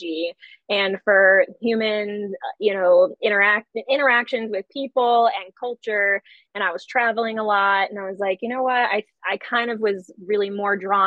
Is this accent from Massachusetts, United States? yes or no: yes; the town over from Southwick, Massachusetts, United States; I grew up the town over from Southwick, so it was kind of like my hometown zoo.